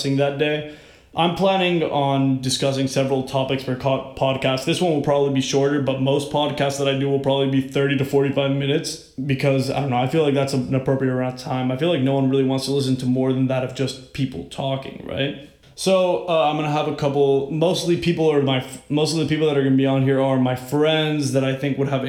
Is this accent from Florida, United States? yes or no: yes; Miami, Florida, United States; moved away as an adult; now in Washington, D.C., United States; I was born and raised in Miami, Florida